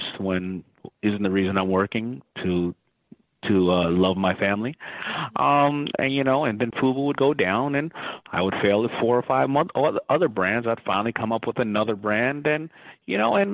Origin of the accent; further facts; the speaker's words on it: New York City, New York, United States; I was growing up in Hollis, Queens, where it was lower middle class